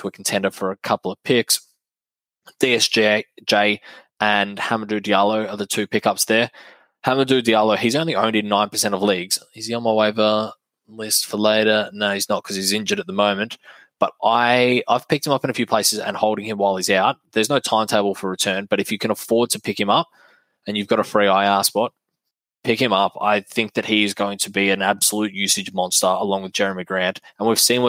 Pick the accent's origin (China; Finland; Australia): Australia; I'm an Aussie